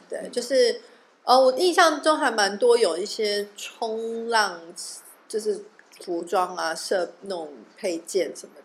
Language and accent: Chinese; Taiwan; moved away; 我是从台湾来的